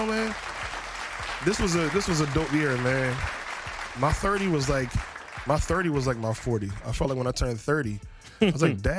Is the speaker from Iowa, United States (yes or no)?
no; Camden, New Jersey, United States; now in Philadelphia, United States; I grew up in Camden, so... Grew up in Camden and then came to Philly.